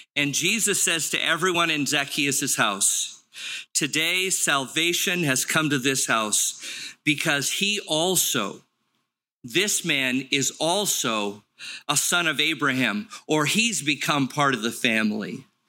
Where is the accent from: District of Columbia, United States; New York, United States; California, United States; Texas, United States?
California, United States; Los Angeles; I grew up in Los Angeles at the base of Palos Verdes, the Torrance area.